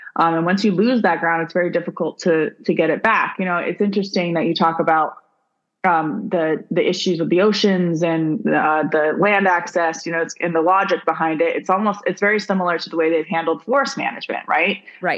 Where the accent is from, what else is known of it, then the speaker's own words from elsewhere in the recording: Arizona, United States; I grew up in Arizona.